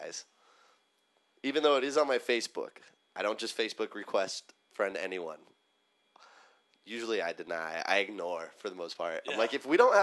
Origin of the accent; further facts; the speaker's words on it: Southern California, United States; I'm from SoCal